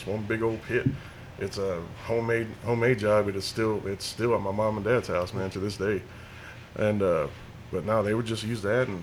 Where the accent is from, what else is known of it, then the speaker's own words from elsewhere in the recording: Slaton, Texas, United States; I'm born and raised here in Slayton